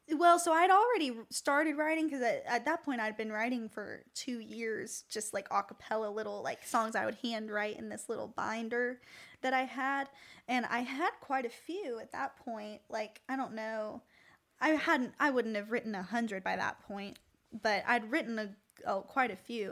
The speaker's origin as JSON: {"language": "English", "town": "Tampa", "region": "Florida", "country": "United States", "moved": "as an adult", "lives_now": "Nashville, United States", "said": "I'm from Tampa, Fl-"}